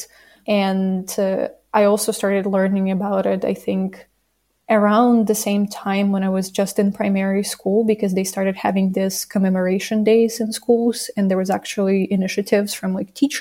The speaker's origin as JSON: {"language": "English", "town": "Zavorochi", "region": "Kyiv Oblast", "country": "Ukraine", "lives_now": "Kyiv, Ukraine", "said": "I'm originally from Kyiv region, from a small village called Zavorochi, and I currently live in Kyiv"}